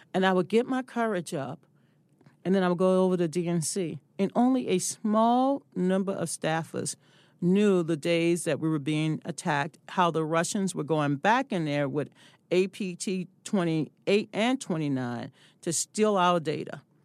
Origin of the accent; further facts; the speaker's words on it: the South, United States; I'm from the South